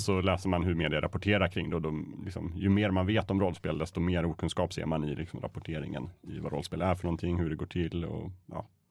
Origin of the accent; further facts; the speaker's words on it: Östersund, Jämtland, Sweden; jag är uppvuxen i Östersund